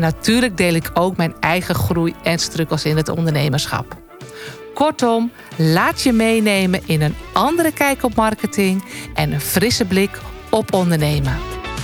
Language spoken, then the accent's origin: Dutch; North Holland, Netherlands; als echte Noord-Hollander